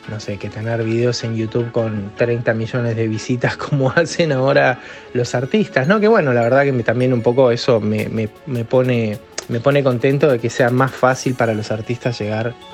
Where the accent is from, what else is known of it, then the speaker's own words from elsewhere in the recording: Argentina; also born or lived in Mexico; yo me crié en México, hasta los 10 años viví en México, soy argentino, pero eh, nos fuimos a muy temprana edad mía, nos fuimos a, vivir a México